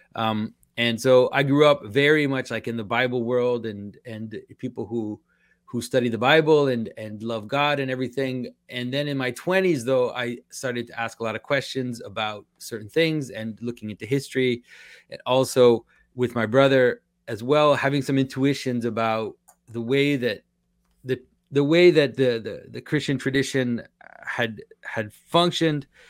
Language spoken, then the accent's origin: English; Quebec, Canada; first language French; English is a second language; I'm from Quebec, so I'm French Canadian. French is my first language.